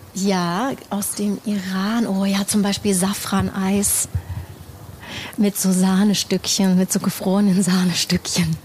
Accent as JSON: {"language": "German", "country": "Germany", "tie": "born or raised there", "said": "hier im, im eigenen Land oder hier, wo ich aufgewachsen bin"}